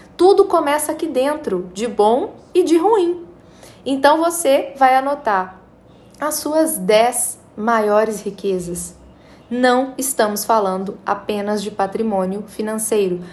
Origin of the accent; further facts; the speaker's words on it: Brazil; nós somos brasileiros, nós somos de um país onde não é ensinado para a gente nas escolas